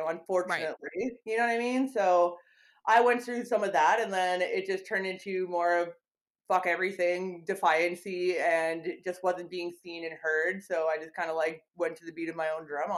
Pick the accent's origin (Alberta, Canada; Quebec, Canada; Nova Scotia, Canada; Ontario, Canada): Alberta, Canada; Edmonton; I live in Edmonton, Alberta, Canada, so I'm a Canadian, born and raised here